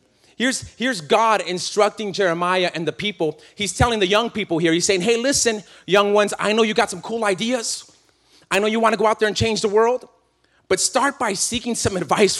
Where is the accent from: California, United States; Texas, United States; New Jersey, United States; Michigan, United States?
California, United States; I'm from California